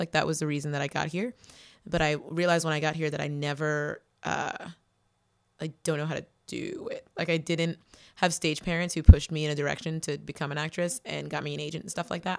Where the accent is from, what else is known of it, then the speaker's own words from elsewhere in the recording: New Bedford, Massachusetts, United States; In New Bedford, Massachusetts.